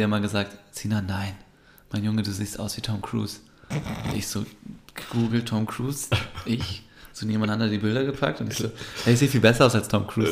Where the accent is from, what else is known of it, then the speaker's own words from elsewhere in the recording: Germany; wenn man als Türke in Deutschland aufwächst, mhm. war immer so diese Thematik in der Schule